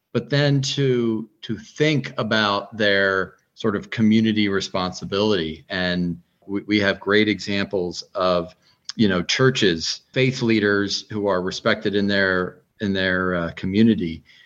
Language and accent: English; Northeast, United States; now in Fairfax, United States; growing up in the Northeast